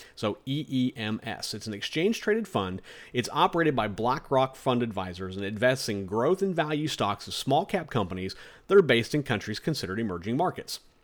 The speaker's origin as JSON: {"language": "English", "country": "United States", "said": "We're American investors"}